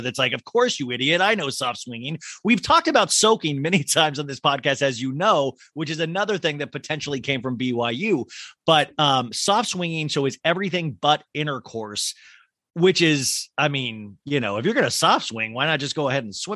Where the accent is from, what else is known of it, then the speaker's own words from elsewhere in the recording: Kansas, United States; growing up in Kansas